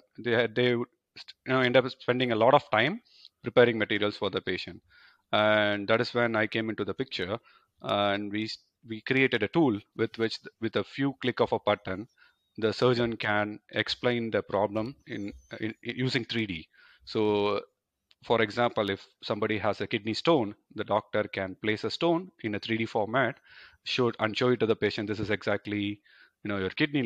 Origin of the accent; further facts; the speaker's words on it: India; moved away as an adult; now in Germany; I come from India.